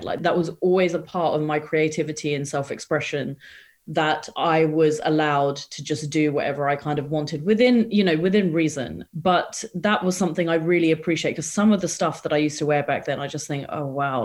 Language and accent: English; England, United Kingdom; also born or lived in India; So I was born in England. And then when I was about seven years old, my parents decided that it would be a really good idea to relocate back to India